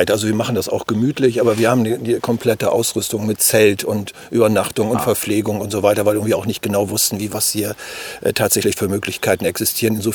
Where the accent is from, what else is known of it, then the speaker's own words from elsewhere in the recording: Verden, Lower Saxony, Germany; Ja, wir kommen aus Niedersachsen und zwar aus Pferden an der Aller.